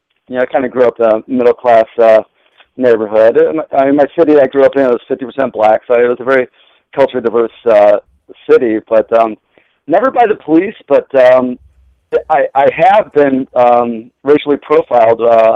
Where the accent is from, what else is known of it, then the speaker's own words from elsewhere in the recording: United States; I'm American, I don't understand what you're saying